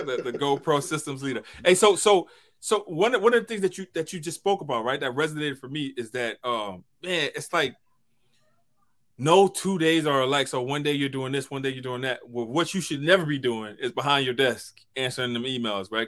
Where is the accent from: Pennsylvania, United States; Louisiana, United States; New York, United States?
Louisiana, United States; St. Tammany Parish; I'm from Saint Tammany Parish